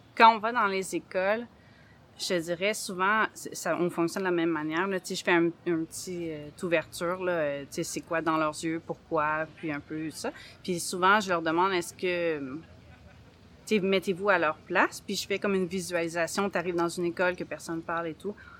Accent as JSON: {"language": "French", "town": "Saint-Eustache", "region": "Quebec", "country": "Canada", "said": "je viens de Saint-Eustache, une petite ville euh, en banlieue de Montréal."}